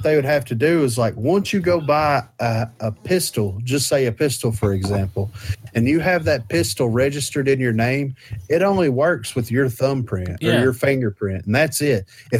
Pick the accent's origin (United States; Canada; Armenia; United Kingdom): United States; the South; we're from the South.